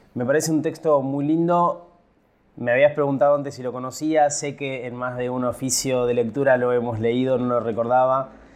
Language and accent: Spanish; a town in Buenos Aires Province, Argentina; moved away as an adult; also born or lived in Junín / Mar del Plata / Mercedes; now in Buenos Aires, Argentina; yo nunca me iría de mi pueblo, del pueblo donde nací. Y yo me fui, cumplí 18, me fui